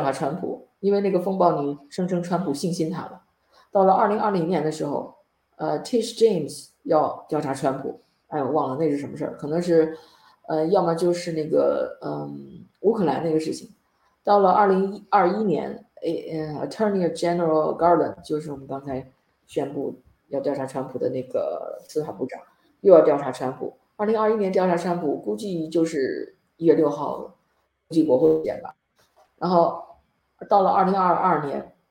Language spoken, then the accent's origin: Chinese; China; 我们中国人